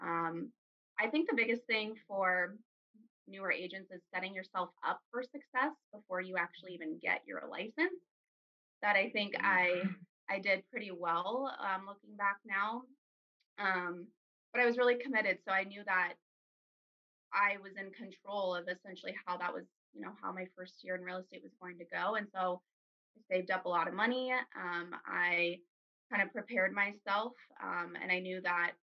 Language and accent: English; Arizona, United States; I'm from Arizona. I'm a native here.